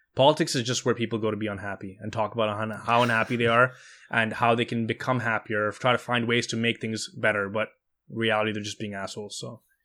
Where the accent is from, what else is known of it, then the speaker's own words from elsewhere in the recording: Montreal, Quebec, Canada; I grew up in Montreal